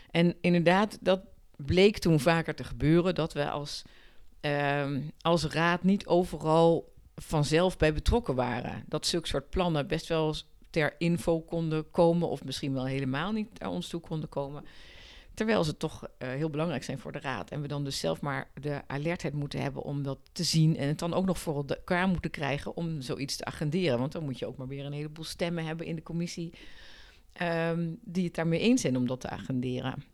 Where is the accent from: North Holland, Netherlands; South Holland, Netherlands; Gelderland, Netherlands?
South Holland, Netherlands; Rotterdam; born there; now in Haarlem, Netherlands; Ik ben eh, geboren in Rotterdam. Maar ik vind. Het is wel echt mijn stad. Ik vind Haarlem een heerlijke stad waar ik echt met heel veel plezier woon.